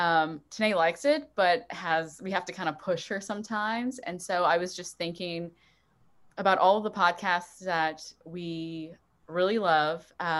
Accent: South Louisiana, United States; growing up in South Louisiana

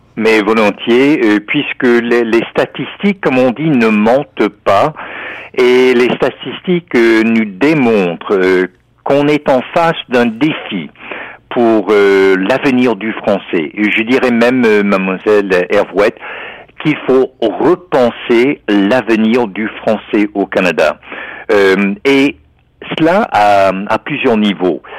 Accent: United States; en tant qu'Américain

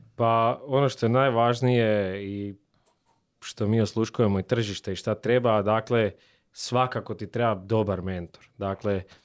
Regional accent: Slavonia, Croatia; dolazim iz Slavonije

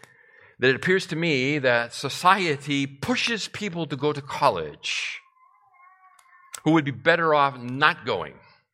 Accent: Massachusetts, United States; The home that I grew up in Massachusetts, was built in 1905.

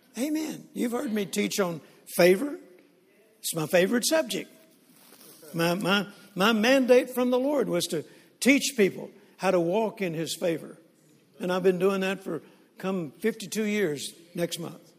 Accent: Texas, United States; We're from Texas.

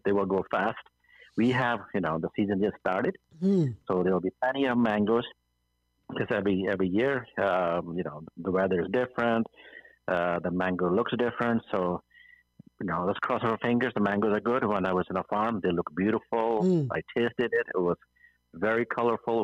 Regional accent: Montreal, Quebec, Canada; moved away as an adult; also born or lived in India; now in British Columbia, Canada; my hometown is Montreal

